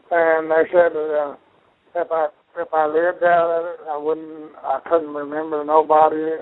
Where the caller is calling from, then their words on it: Rogers, Arkansas, United States; calling Rogers, from. Arkansas.